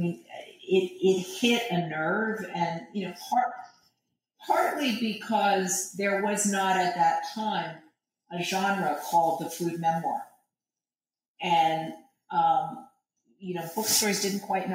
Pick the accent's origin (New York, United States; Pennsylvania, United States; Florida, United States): New York, United States; New York City; I grew up in Greenwich Village. I grew up on 10th Street